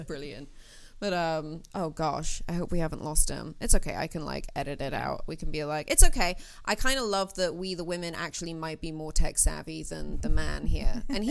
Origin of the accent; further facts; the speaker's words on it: Wales, United Kingdom; I'm from Wales.